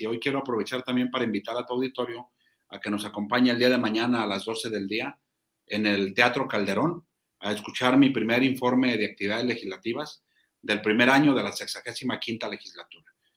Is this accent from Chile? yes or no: no; Zacatecas, Mexico; nosotros somos un Estado predominantemente ganadero